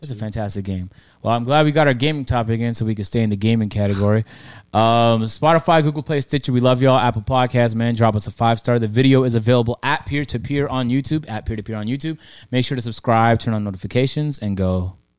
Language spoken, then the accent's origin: English; Toronto, Ontario, Canada; I'm from Toronto